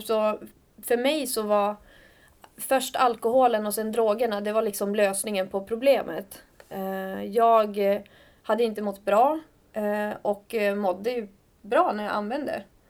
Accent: Skellefteå, Västerbotten County, Sweden; moved away as an adult; also born or lived in Örebro; now in Stockholm, Sweden; Jag kommer från Skellefteå Mm. Eh, en stad i, i Norrland. Ja, och har bott där i princip hela mitt liv

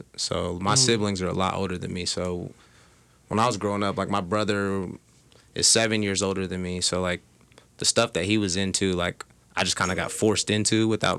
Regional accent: Indianapolis, Indiana, United States; I mean, I grew up in Indy. I'm from the west side, but, I have no family here. Like my mom's family's from Georgia, from Germany.

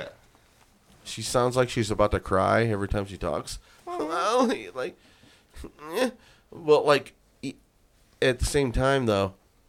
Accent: Lorain, Ohio, United States; I was Irish, I had some freckles, and I was raised in South Lorraine.

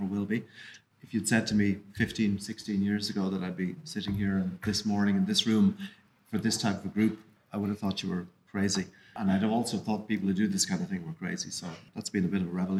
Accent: Kilkenny, Leinster, Ireland; moved away as an adult; now in Dublin, Ireland; I grew up in Kilkenny

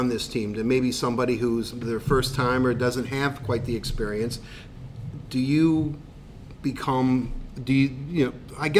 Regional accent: United States; I'm speaking as an American

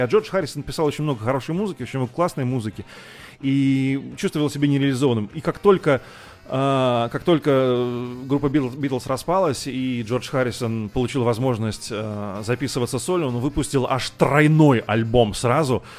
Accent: Moscow, Russia; из Зябликова я давным-давно уехал, я не нахожусь уже там, несмотря на это, мой, э, этот район навсегда в моем сердце

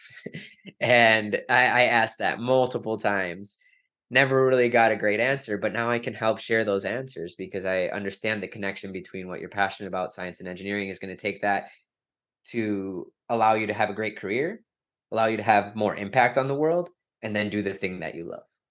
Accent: Wisconsin, United States; I'm from Wisconsin, I'm a Green Bay Packers fan

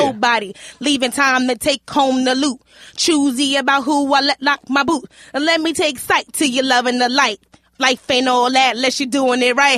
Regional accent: New York City, New York, United States; I grew up in Hell's Kitchen, and my mom was, like, running these streets

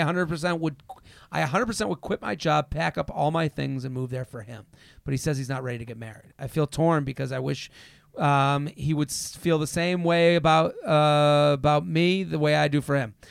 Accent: outside of Boston, Massachusetts, United States; moved away as an adult; also born or lived in Pennsylvania; now in New York, United States; I'm from outside of Boston in high school

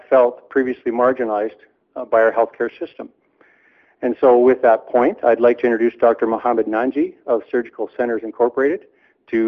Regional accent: Alberta, Canada; I grew up in Alberta.

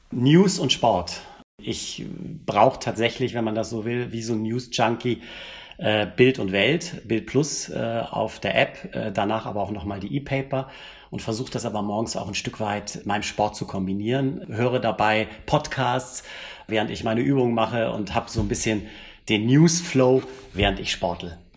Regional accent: Hamburg, Germany; born there; accent: Hamburg; wie man unschwer an meiner Sprachfärbung hört, bin ich gebürtiger Hamburger

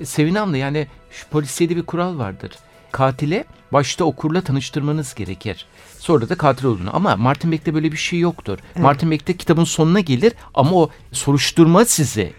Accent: Istanbul, Turkey; also born or lived in Bostancı, Istanbul; ben zaten doğup büyüme Kadıköylüyüm

